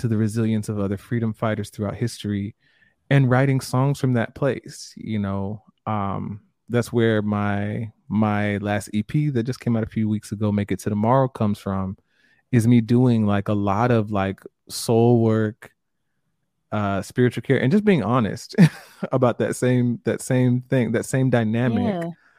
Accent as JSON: {"language": "English", "country": "Jamaica", "said": "I'm Jamaican and my family's Jamaican"}